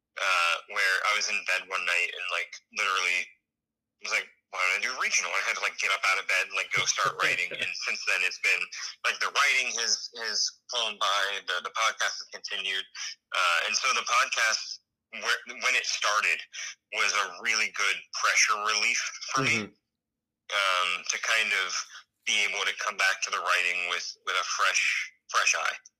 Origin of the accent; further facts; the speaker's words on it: Lancaster, Ohio, United States; moved away as an adult; now in Virginia, United States; when I moved out of Ohio, which is where I grew up, I was like 33 when I moved away.